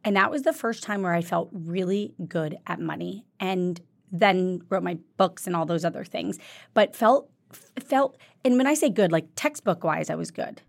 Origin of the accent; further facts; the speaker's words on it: Jacksonville, Florida, United States; moved away; also born or lived in Kentucky; I was born in Kentucky. I grew up in Jacksonville, Florida, um, which is very close to Georgia.